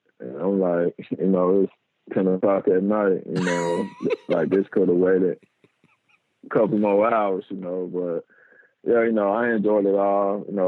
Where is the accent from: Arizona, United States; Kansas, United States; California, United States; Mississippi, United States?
Mississippi, United States; Macon; born or raised there